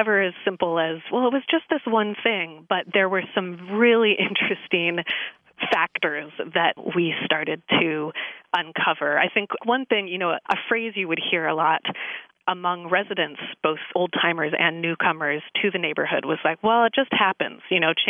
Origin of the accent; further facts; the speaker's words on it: California, United States; I grew up in the San Francisco Bay Area, and my family has lived there for many generations. I think I'm a fifth generation San Francisco Bay Area.